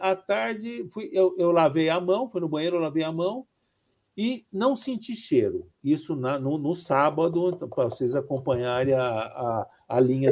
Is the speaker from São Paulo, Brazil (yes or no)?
yes; São Paulo, Brazil; eu sou do estado de São Paulo, né? E, e da, e da cidade de São Paulo